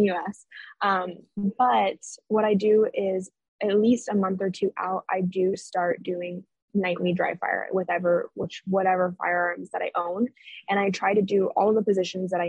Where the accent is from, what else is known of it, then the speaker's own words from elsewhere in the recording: Orange, California, United States; moved away as an adult; now in Arizona, United States; I was born and raised in Orange, California, and I recently moved to Arizona by myself.